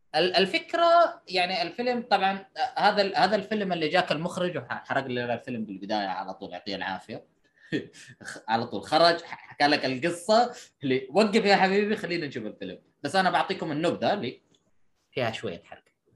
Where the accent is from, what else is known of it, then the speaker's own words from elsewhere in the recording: Saudi Arabia; انت كسعودي